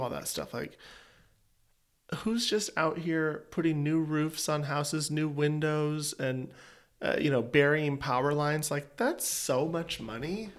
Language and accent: English; East Coast, United States; moved away; I'm an East Coaster.